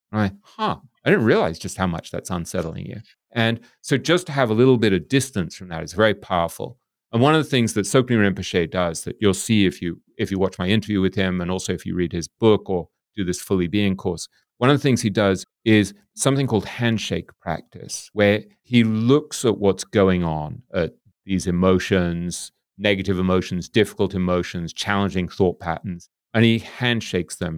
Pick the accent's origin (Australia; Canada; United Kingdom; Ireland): United Kingdom; England; we grew up in England